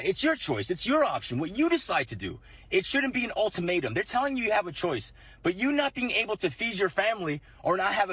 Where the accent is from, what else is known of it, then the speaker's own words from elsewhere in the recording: New York City, New York, United States; I'm from New York, man. Born and raised, 31 years, taking trains.